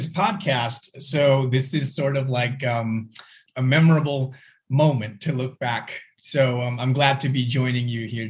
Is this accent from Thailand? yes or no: yes; Thailand; also born or lived in Sugar Land, Texas; I'm from Thailand.